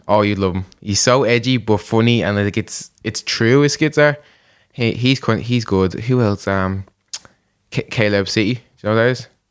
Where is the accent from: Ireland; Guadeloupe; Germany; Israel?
Ireland; Dublin, Leinster